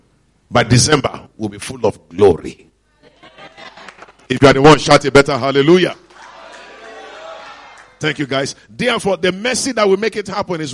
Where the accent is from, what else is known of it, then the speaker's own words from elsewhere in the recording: Lagos, Nigeria; We that come from Lagos